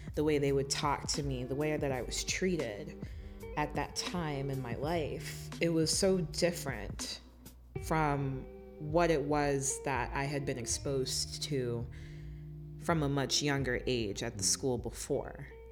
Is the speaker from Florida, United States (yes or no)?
yes; Miami, Florida, United States; moved away as an adult; now in Detroit, United States; born and raised in Miami, Florida, and I found myself here in the Motor City not too long ago